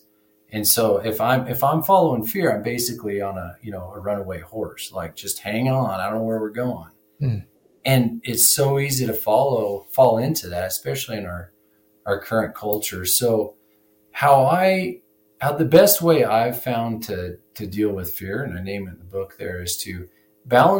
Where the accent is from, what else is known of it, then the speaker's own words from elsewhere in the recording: Wyoming, United States; also born or lived in Montana; I graduated high school in 1998, and I'm from Wyoming here